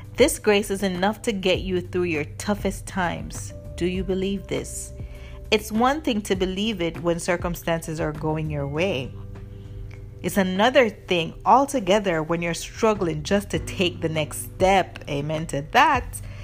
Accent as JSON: {"language": "English", "country": "Jamaica", "tie": "born or raised there", "said": "when I was growing up in Jamaica"}